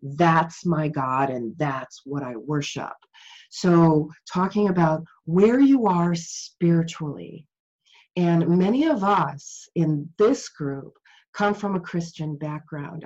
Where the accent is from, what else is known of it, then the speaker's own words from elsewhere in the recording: Chicago, Illinois, United States; I grew up in Chicago.